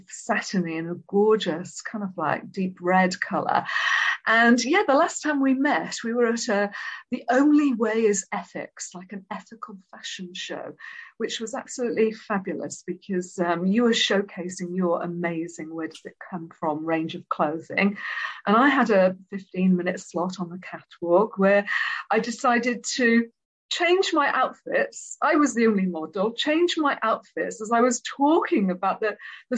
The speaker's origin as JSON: {"language": "English", "region": "Wales", "country": "United Kingdom", "tie": "born or raised there", "said": "Even when I was growing up in Wales"}